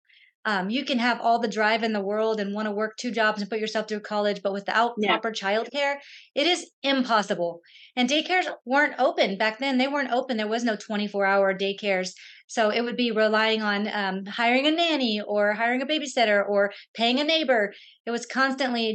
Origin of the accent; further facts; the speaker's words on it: San Antonio, Texas, United States; I'm from San Antonio